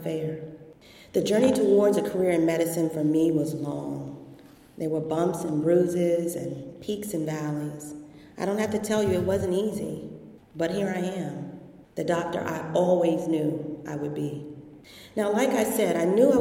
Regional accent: Washington, District of Columbia, United States; I grew up in Washington, D.C., the seat of our federal government

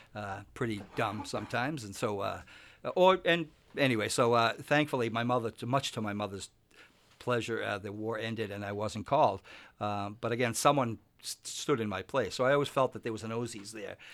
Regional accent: Winthrop, Massachusetts, United States; moved away as an adult; now in Stratham, United States; I grew up in Winthrop, Massachusetts, which is just a small, very small town

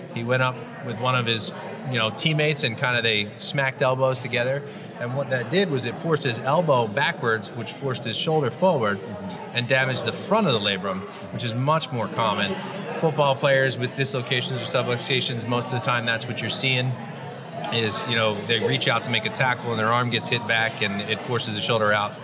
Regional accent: New Jersey, United States; also born or lived in central Massachusetts; born and raised in the South Jersey area where I practice

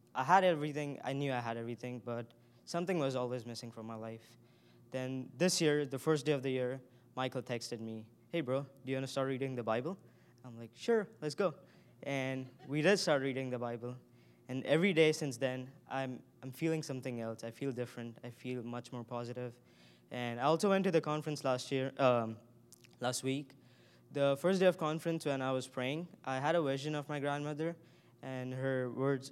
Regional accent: India; moved away as an adult; now in United States; I grew up in India, and I was raised in a Hindu family.

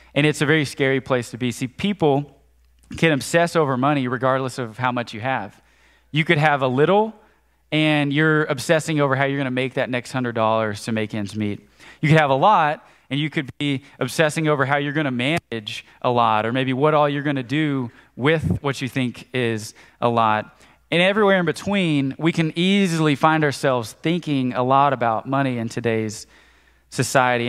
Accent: Conway, United States; I grew up in Conway

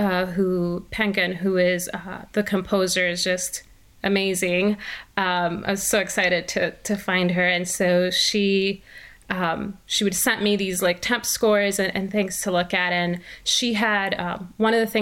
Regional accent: Milwaukee, Wisconsin, United States; moved away as an adult; also born or lived in Puerto Rico; now in Dallas, United States; I grew up in Milwaukee, Wisconsin. I'm originally from Puerto Rico, but we moved to Milwaukee when I was 8.

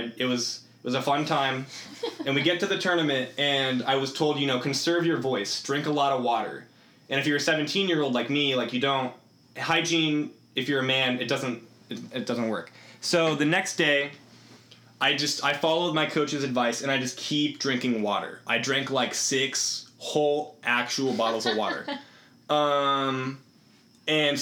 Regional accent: Iowa, United States; moved away as an adult; I'm from Iowa

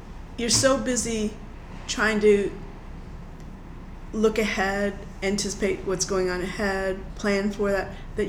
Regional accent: Detroit, Michigan, United States; moved away; when I was growing up in Detroit

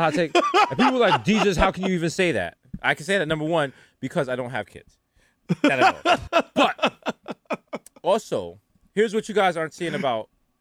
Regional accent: New York, United States; I'm from New York, out here by myself.

